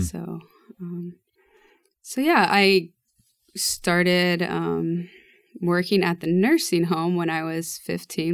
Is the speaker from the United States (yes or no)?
yes; Lincoln Diocese, Nebraska, United States; we grew up in the Lincoln Diocese